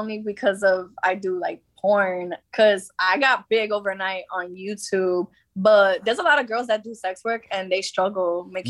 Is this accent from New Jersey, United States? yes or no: yes; New Jersey, United States; moved away as an adult; now in Los Angeles, United States; I'm originally from Jersey.